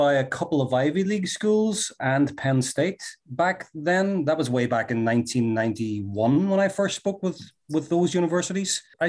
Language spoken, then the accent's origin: English; Derry, Northern Ireland, United Kingdom; now in United States; we're both from Northern Ireland. He's from the Belfast area. I'm from the Derry, Londonderry area.